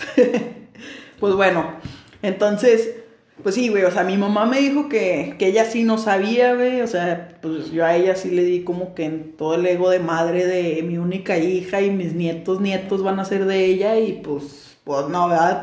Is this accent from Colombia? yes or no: no; Mexico